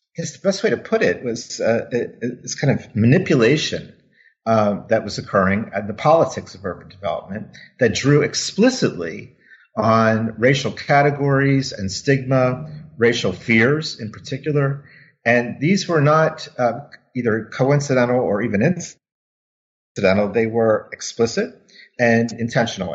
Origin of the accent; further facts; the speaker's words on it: Wilmington, Delaware, United States; moved away as an adult; I grew up in Wilmington, Delaware.